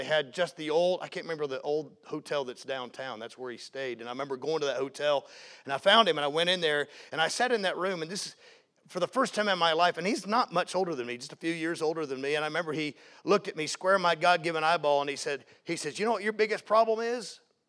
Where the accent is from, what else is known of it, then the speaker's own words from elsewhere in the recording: the South, United States; and I was raised in the South. I mean, I'm talking fire-breathing preaching.